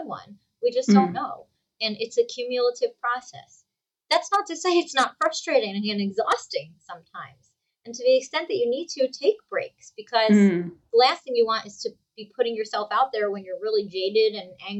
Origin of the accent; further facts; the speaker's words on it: New Jersey, United States; I'm from New Jersey